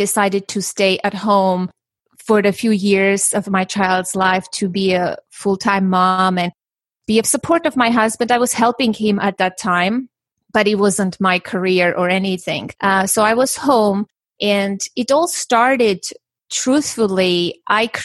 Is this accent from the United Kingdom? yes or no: no; Armenia; now in United States; I was born and raised in Armenia